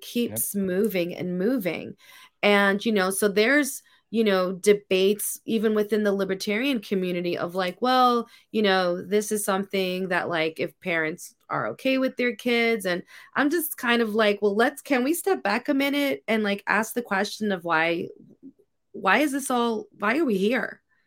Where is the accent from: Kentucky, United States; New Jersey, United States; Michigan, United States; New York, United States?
New York, United States; New York City; I grew up in New York City. I grew up in the eighties and the nineties